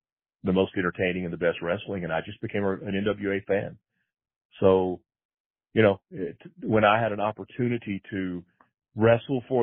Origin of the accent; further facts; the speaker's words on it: Pine Bluff, Arkansas, United States; I'm very fortunate growing up in Pine Bluff, Arkansas